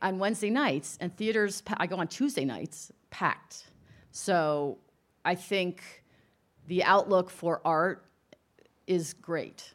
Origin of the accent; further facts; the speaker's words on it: New York area, United States; I'm from the New York area.